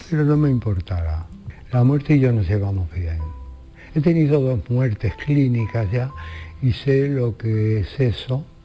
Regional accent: Andalusia, Spain; Yo que no nací en Andalucía soy una de las personas más andaluzas que conozco de todos los tiempos. Y andaluza por dentro. No es que me guste Andalucía del todo, porque precisamente soy andaluz.

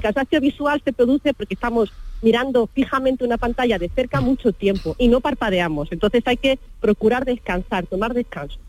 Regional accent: Río Tinto, Andalusia, Spain; mi tierra

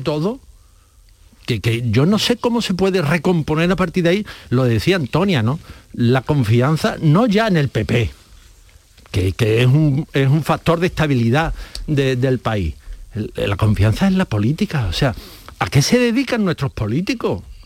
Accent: Spain; los españoles

